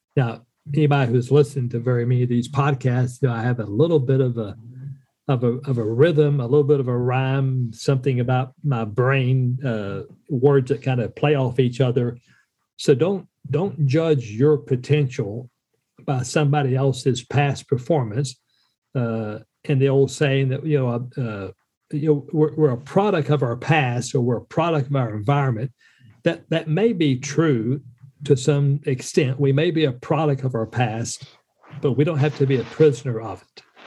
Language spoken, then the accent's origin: English; Western North Carolina, United States; moved away as an adult; also born or lived in Minot, North Dakota; my wife and I are both uh, Western North Carolina uh, country folk joined the military, uh, the Air Force specifically, uh, after high school